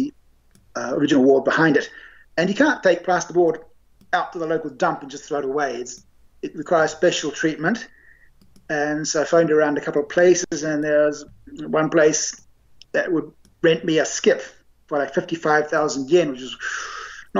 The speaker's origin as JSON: {"language": "English", "region": "Auckland", "country": "New Zealand", "tie": "born or raised there", "moved": "yes", "lives_now": "Japan", "said": "the house I grew up in Auckland"}